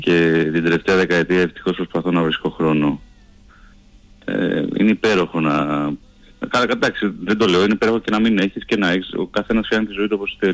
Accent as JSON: {"language": "Greek", "town": "Athens", "region": "Attica", "country": "Greece", "tie": "born or raised there", "said": "Εγώ μεγάλωσα στην Κυψέλη, στην Αθήνα, σε μια πολύ πυκνοκατοικημένη γειτονιά"}